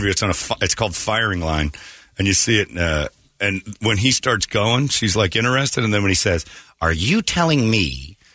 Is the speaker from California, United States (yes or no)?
yes; Hollywood, California, United States; that was against the times that I grew up in Hollywood.